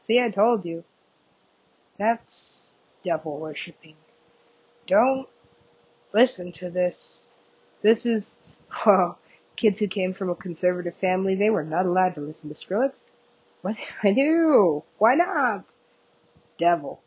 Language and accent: English; United States; I am American